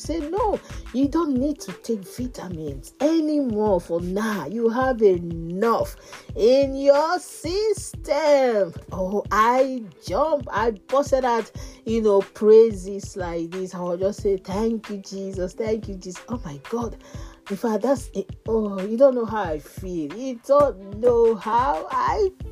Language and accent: English; Nigeria; moved away; I'm from Nigeria.